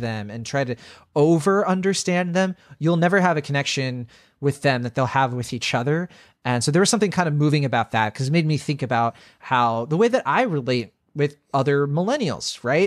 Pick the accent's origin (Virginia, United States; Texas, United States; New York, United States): Virginia, United States; I grew up in Virginia